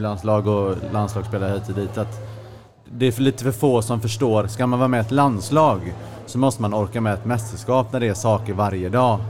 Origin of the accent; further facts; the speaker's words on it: Sweden; som svensk